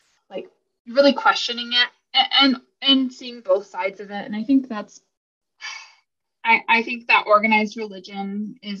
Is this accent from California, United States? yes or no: no; Colorado Springs, Colorado, United States; I grew up in Colorado Springs, which is one of the most religious, not Mormon obviously, but very, very conservative, very Christian centered town